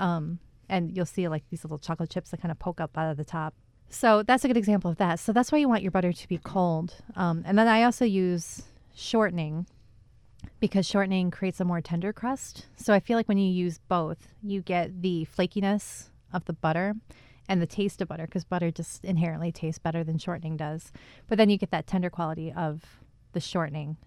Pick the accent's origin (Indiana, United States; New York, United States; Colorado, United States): New York, United States; Finger Lakes, central; now in Albany area, United States; I grew up out near the Finger Lakes, out near central New York